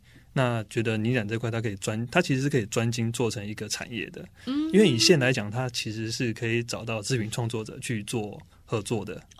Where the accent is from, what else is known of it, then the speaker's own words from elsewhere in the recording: Chiayi, Taiwan; 对，我是嘉义人。